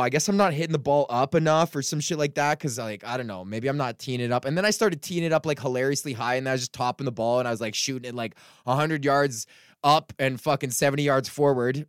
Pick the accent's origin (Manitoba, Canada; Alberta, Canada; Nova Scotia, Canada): Alberta, Canada; Edmonton; moved away; go back to my hometown